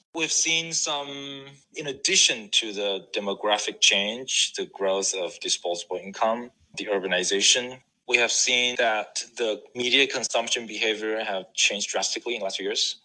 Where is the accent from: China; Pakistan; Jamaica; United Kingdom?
China; also born or lived in Shanghai, China; I grew up in China, went to college in Shanghai